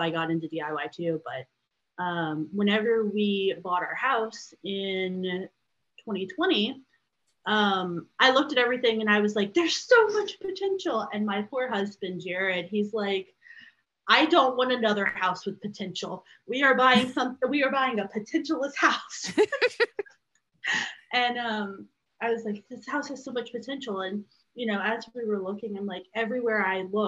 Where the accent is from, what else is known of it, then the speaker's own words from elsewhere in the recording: Louisiana, United States; now in Chicago suburbs, United States; I'm from Louisiana. And we currently live in the Chicago suburbs. So, my whole family is back in Louisiana.